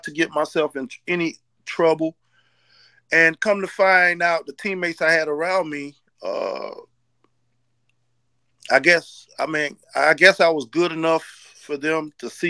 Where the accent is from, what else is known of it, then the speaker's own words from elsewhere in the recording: Nassau, New Providence, Bahamas; also born or lived in Haiti (ancestry); now in United States; I was born in Nassau, Bahamas.